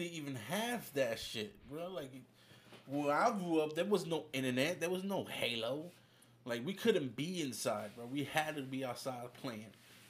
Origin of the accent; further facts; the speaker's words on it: New York, United States; I'm from New York.